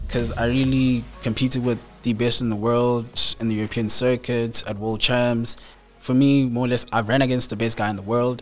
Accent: Ladysmith, KwaZulu-Natal, South Africa; I'm basically from Ladysmith, so I went to school, Wyman Primary School, like a local school there.

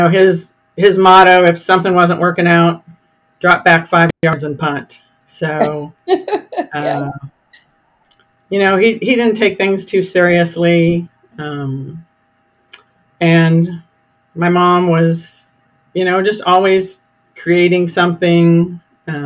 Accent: Roeland Park, Kansas, United States; now in Texas Hill Country, United States; I grew up in Kansas City, a suburb on the Kansas side, Roland Park specifically.

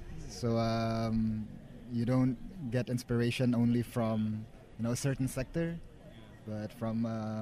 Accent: Indonesia; I'm from Indonesia.

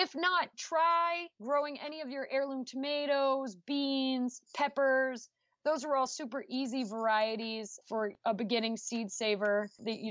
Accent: New Shoreham, Rhode Island, United States; born or raised there; moved away as an adult; now in Missouri, United States

